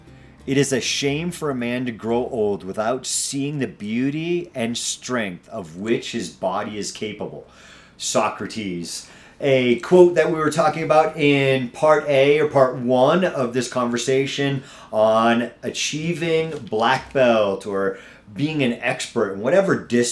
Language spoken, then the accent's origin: English; New England, United States; now in Castle Rock, United States; I'm from New England. If you don't catch it here and there in my accent that comes out here and there